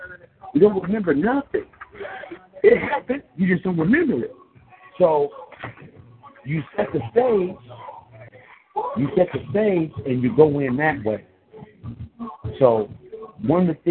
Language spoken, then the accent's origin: English; Richmond, California, United States; moved away; also born or lived in Colorado; I'm from California. I'm from Richmond, California, the Bay Area. I was living in Colorado.